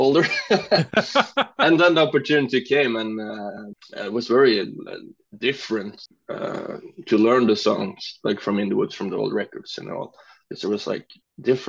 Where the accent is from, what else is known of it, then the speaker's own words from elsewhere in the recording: Norway; English is a second language; now in Kristiansand, Norway; my hometown, which is east from here, and then I moved to Kristiansand, where I am now